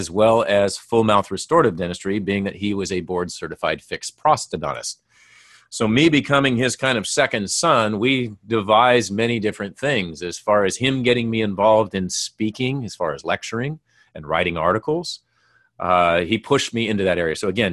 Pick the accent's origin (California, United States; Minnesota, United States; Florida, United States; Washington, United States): Minnesota, United States; Well, I grew up in Minnesota.